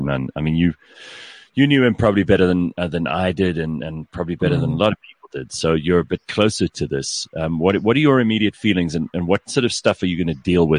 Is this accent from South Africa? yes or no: yes; South Africa; This is part of being a South African.